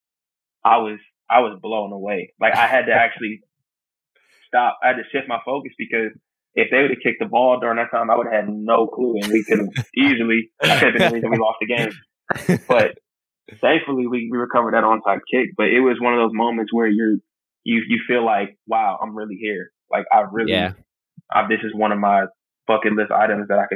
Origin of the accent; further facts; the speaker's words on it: Sicklerville, New Jersey, United States; moved away as an adult; now in Norfolk, United States; me growing up in New Jersey, I went to Eagles games a lot